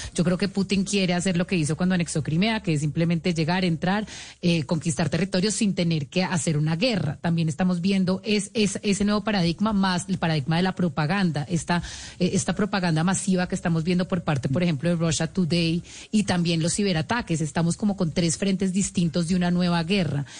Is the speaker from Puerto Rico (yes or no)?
no; Colombia; desde Colombia